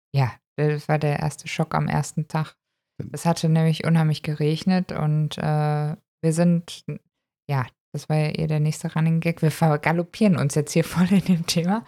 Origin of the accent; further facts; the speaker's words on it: Germany; wir kommen tatsächlich aus Deutschland